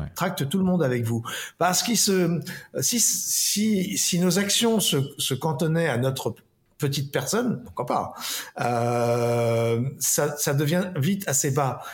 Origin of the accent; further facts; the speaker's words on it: Paris, Île-de-France, France; je suis né à Paris